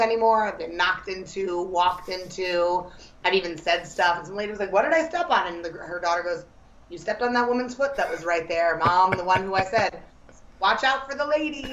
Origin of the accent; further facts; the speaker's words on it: New York City, New York, United States; also born or lived in Hoboken; as a New Yorker